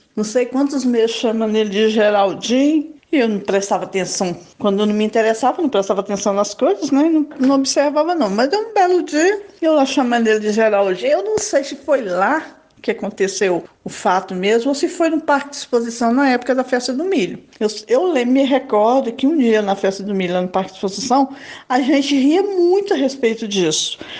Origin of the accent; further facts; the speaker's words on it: Barbacena, Minas Gerais, Brazil; quando eu era criança pequena lá em Barbatena